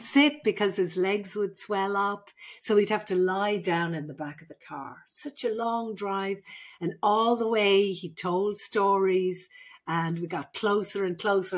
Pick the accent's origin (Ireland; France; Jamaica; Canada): Ireland; moved away as an adult; now in California, United States; I'm the Irish midwife.